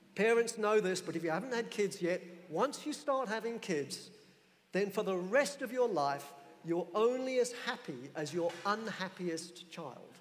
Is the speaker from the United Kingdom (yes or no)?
yes; England, United Kingdom; I'm an Englishman